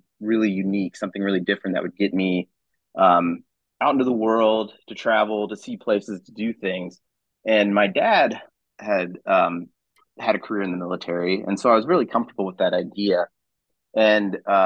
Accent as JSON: {"language": "English", "town": "Clay Center", "region": "Kansas", "country": "United States", "tie": "born or raised there", "also_born_or_lived": "Hays, Kansas", "said": "I grew up in Clay Center, Kansas, which is out east by Manhattan."}